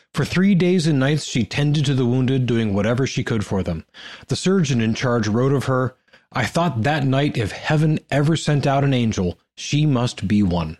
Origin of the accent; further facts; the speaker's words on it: Ohio, United States; I'm from Ohio